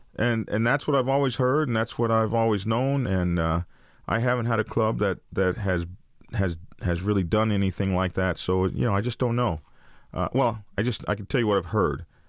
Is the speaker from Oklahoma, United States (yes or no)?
yes; Oklahoma, United States; I come from Oklahoma, uh, ride horses and all that sort of stuff. And we used to practice shooting off our horses.